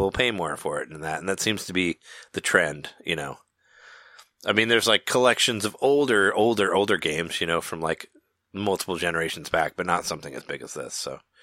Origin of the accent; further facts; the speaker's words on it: Peoria, Illinois, United States; the Toys R Us I went to in high school in Peoria